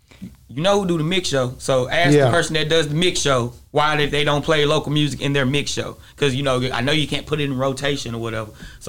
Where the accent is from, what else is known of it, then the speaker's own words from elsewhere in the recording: Atlanta, Texas, United States; So it's no different for me than me being from Atlanta. I'm still from East Texas.